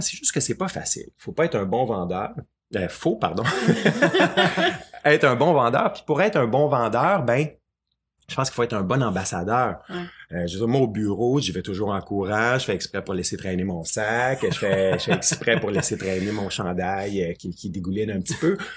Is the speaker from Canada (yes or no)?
yes; Quebec, Canada; chez nous au Québec